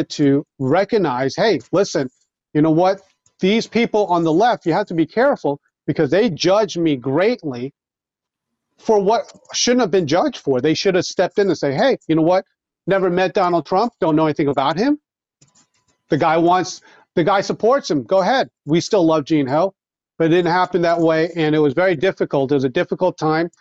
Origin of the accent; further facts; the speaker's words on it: Long Island, New York, United States; moved away; I grew up on Long Island